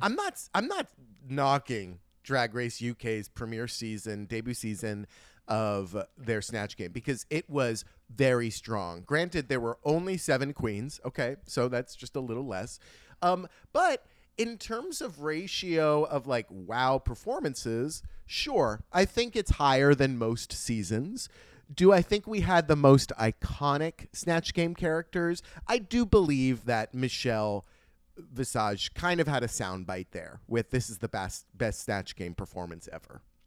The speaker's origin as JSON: {"language": "English", "country": "United States", "said": "as an American"}